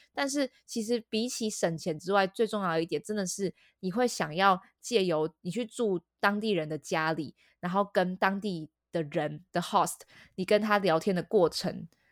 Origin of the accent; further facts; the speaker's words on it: Taipei, Taiwan; 身为台北人的我们